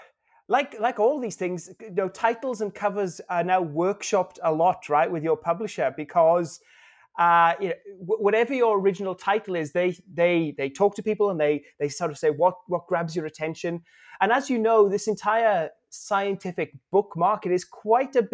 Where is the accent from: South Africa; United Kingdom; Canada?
United Kingdom; moved away as an adult; now in Australia; I'm British. I've been in Australia now for the last 22 years, though, so I'm a citizen.